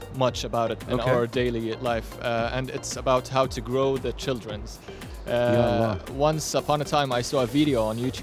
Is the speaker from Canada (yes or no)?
no; Amman, Amman Governorate, Jordan; I'm from Jordan, Amman